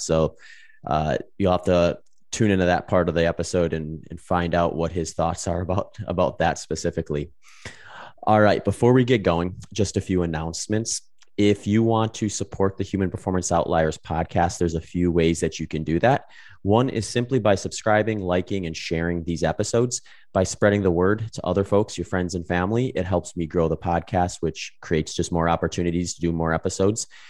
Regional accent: Wisconsin, United States; moved away as an adult; also born or lived in California / Phoenix; now in Austin, United States; I grew up in Wisconsin for, like, twenty years, and I was teaching there for five years before I moved out to California, eventually Phoenix, and now Austin

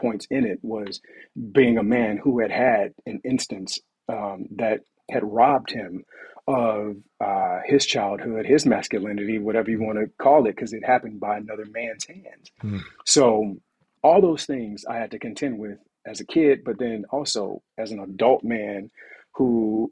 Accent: Montgomery, Alabama, United States; I'm from Montgomery, Alabama

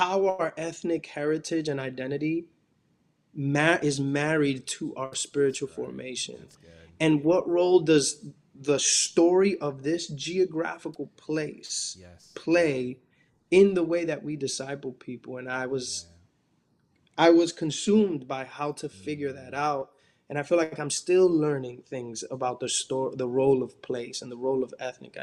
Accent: New York City, New York, United States; I grew up in Washington, and particularly in this neighborhood called Dyckman, that's within Washington, you know, the uptown Manhattan area

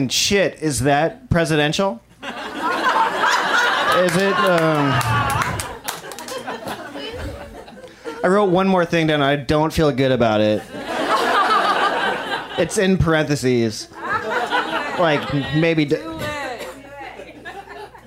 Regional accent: Midwest, United States; now in Los Angeles, United States; I'm from the Midwest.

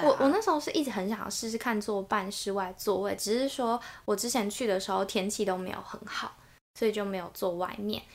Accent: New Taipei, Taiwan; 我就是在新北长大，然后嗯。在台北市读书

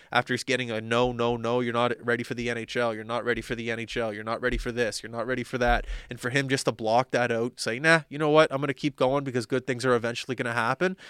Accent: Halifax, Nova Scotia, Canada; also born or lived in Vancouver; I grew up in Halifax.

